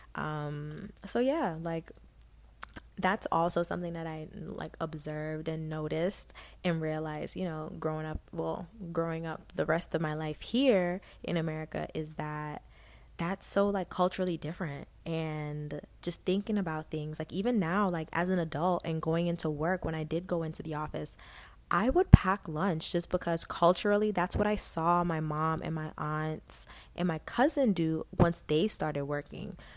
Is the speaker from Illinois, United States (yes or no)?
no; Stafford County, Virginia, United States; also born or lived in Guyana; growing up in Stafford County, I went to Brook Point